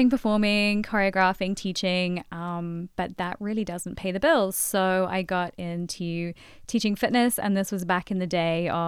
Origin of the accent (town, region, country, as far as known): London, United Kingdom; moved away as an adult; now in Boston, United States